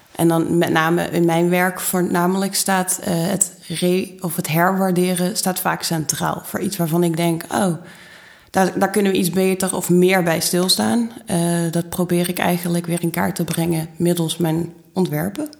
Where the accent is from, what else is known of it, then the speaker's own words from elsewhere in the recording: Maastricht, Limburg, Netherlands; moved away; also born or lived in Utrecht; ik kom uit Maastricht